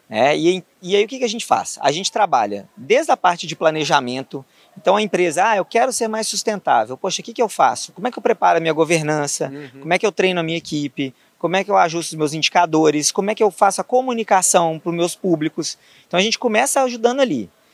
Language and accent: Portuguese; Belo Horizonte, Minas Gerais, Brazil; sou natural de Belo Horizonte, é, vivi lá a minha vida praticamente toda